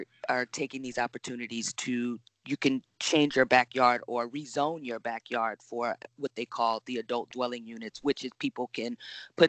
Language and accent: English; San Francisco Bay Area, California, United States; also born or lived in Los Angeles / Atlanta; I was born and raised in the Bay Area. I left for a little while, and I moved to Los Angeles for a few years